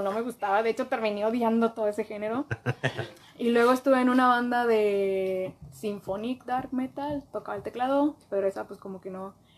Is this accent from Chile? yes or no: no; Piedras Negras, Coahuila, Mexico; yo soy de Piedras Coahuila